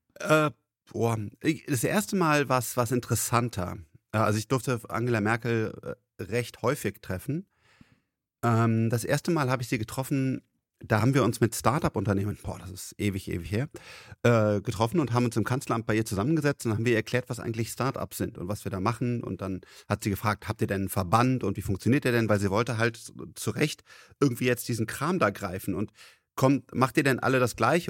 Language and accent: German; Rhineland, Germany; ich bin Rheinländer